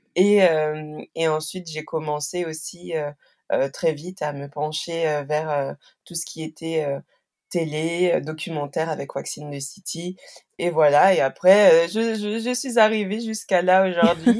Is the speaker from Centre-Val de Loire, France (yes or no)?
yes; Chartres, Centre-Val de Loire, France; also born or lived in Normandy; j'ai vraiment passé la majorité de, de mon enfance en, ben, dans l'agglomération chartraine, dans la région centre